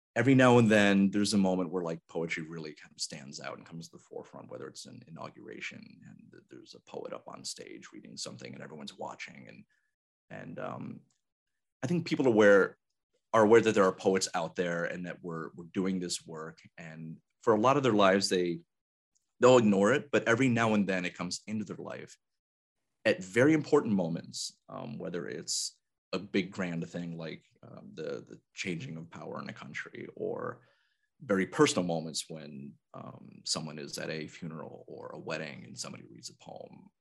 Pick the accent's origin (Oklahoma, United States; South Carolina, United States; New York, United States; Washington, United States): New York, United States; Albany; born or raised there; moved away as an adult; also born or lived in San Antonio, Texas